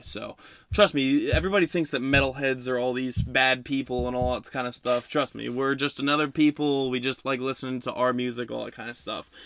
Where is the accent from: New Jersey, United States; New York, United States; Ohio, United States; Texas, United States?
New Jersey, United States; West Milford; my hometown of West Milford